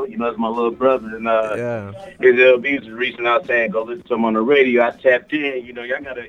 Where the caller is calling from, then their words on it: St. Louis, Missouri, United States; This is …. I'm in St. Louis right now.